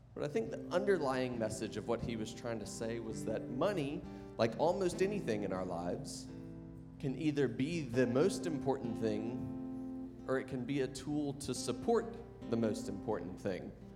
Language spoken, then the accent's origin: English; the South, United States; we're from the South